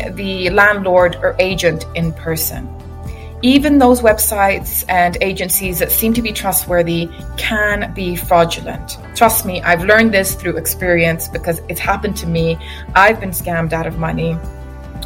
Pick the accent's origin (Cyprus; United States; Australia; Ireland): Cyprus; moved away as an adult; also born or lived in England; now in Dubai, United Arab Emirates; I am from Cyprus. I was born and raised there. I relocated 10 years ago to England, and now recently I decided to relocate to Dubai